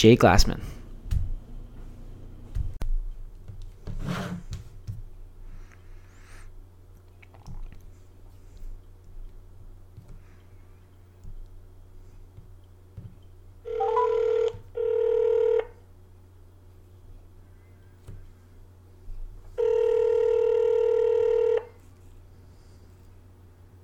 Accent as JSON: {"language": "English", "town": "Markham", "region": "Ontario", "country": "Canada", "tie": "born or raised there", "lives_now": "Collingwood, Canada", "said": "I grew up in Markham"}